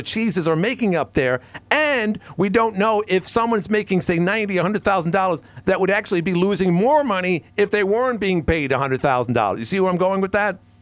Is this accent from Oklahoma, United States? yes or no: no; New York City, New York, United States; now in Watertown, United States; my hometown in Woodhaven, Queens